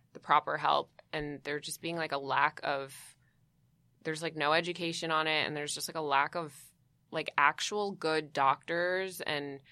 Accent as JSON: {"language": "English", "region": "Connecticut", "country": "United States", "tie": "born or raised there", "also_born_or_lived": "New York", "said": "I'm, like, from New York. And mostly grew up, I mean, I grew up in Connecticut mostly"}